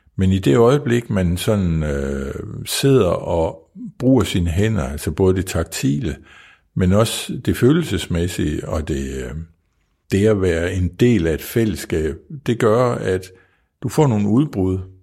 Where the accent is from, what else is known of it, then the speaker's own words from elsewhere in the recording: Kvols, Central Denmark Region, Denmark; jeg kommer fra Kvolds, øh, en lille by, der ligger 15, nej, jo, 15 km uden for Viborg